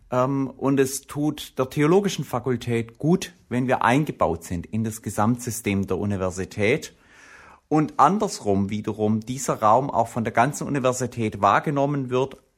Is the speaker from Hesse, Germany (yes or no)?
no; Baden-Württemberg, Germany; Ich bin Schwabe, für einen Schwaben ist das ein super Geschäft.